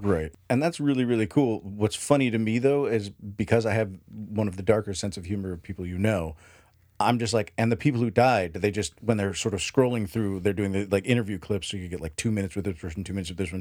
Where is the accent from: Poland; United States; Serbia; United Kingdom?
United States; we Americans